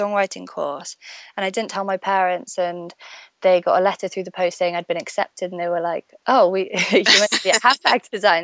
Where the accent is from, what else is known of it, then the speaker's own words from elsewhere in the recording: Stratford-upon-Avon, West Midlands, United Kingdom; moved away as an adult; also born or lived in Birmingham; now in London, United Kingdom; So I was born in Birmingham. In the UK. I was raised in Stratford-upon-Avon, which is where Shakespeare is from.